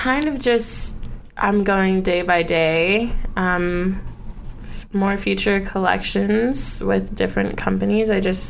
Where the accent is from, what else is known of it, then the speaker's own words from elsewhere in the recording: Oak Park, California, United States; I grew up in Los Angeles, California, but not in the actual city. I grew up in this small city called Oak Park.